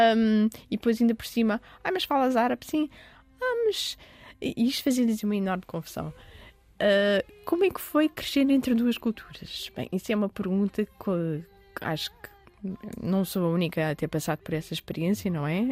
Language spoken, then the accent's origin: Portuguese; Lisbon, Portugal; also born or lived in Dubai, United Arab Emirates / Oeiras; Eu sempre cresci em Lisboa, o meu meio é Lisboa